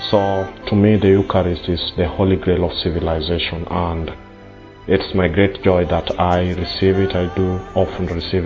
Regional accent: Kenya; I'm from Kenya and I'm 30 years of age.

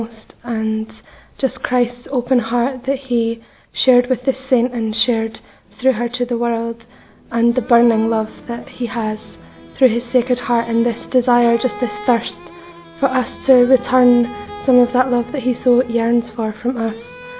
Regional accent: Scotland, United Kingdom; I'm 24 years old and I come from Scotland. And I'm a member of the Emmanuel community

